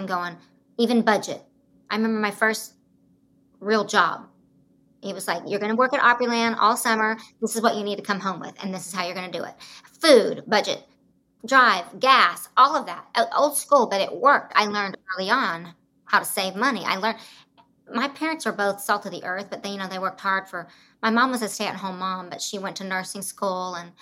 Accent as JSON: {"language": "English", "town": "Broken Arrow", "region": "Oklahoma", "country": "United States", "tie": "born or raised there", "said": "I grew up in Oklahoma and Broken Arrow outside Tulsa."}